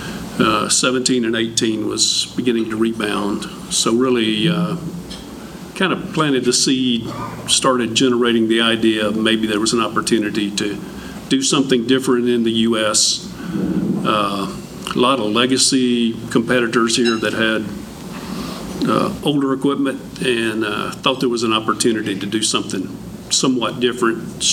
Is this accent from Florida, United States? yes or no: no; north central Louisiana, United States; moved away as an adult; now in Texas, United States; we were actually born and raised not too far apart in kind of north central Louisiana